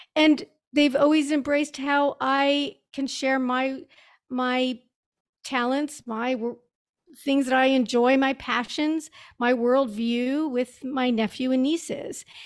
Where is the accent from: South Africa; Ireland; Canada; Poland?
Canada; Montreal, Quebec; moved away as an adult; also born or lived in New York; I grew up in Montreal